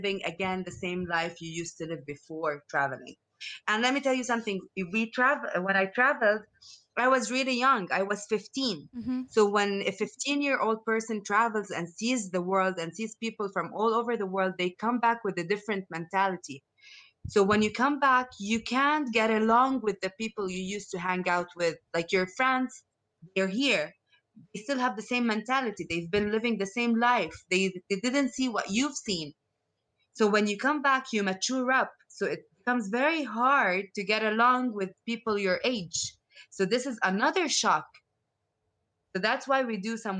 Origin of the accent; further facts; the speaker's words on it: Lebanon; I come from Lebanon